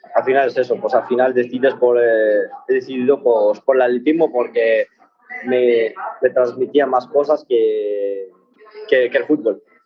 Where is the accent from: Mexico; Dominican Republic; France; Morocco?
Morocco; Tangier, Tanger-Tetouan-Al Hoceima; now in Spain; Yo nací en Marruecos, eh, bueno, en Tánger.